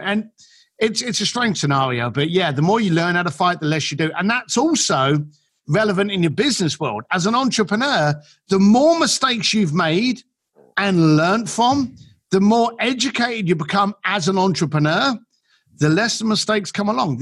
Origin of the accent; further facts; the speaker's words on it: London, United Kingdom; moved away; I'm an Irish kid from East London